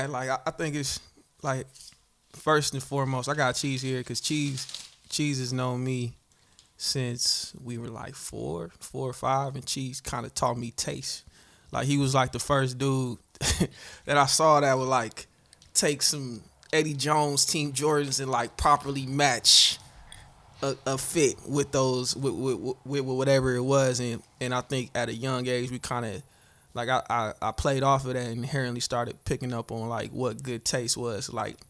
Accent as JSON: {"language": "English", "country": "Nigeria", "said": "especially since I'm Nigerian. We have a lot of scammers"}